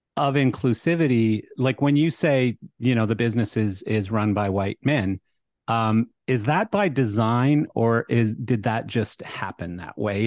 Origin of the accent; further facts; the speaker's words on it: Canada; moved away; I'm Canadian, so I have a lot of liberal views as well, you know, that's just how I was born and raised